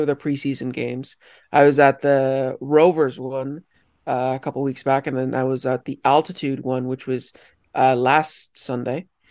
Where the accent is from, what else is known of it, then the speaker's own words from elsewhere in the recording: Colombia; also born or lived in Oakville, Ontario, Canada; now in Canada; I am from Colombia